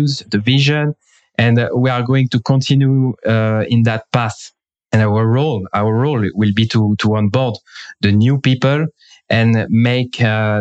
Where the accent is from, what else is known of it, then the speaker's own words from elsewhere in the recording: France; also born or lived in England; now in Israel; I am from France. Now I am in Israel.